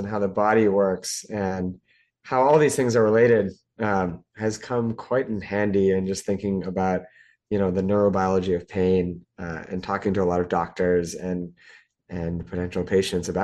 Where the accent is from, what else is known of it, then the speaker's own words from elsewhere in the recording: Lexington, Massachusetts, United States; moved away as an adult; also born or lived in Toronto; grew up outside of Boston, Massachusetts, in a town called Lexington